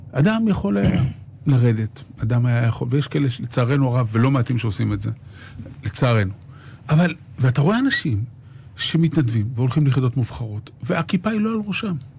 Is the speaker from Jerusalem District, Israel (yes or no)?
yes; Jerusalem, Jerusalem District, Israel; כשאני הייתי ילד בשכונת קריית משה בירושלים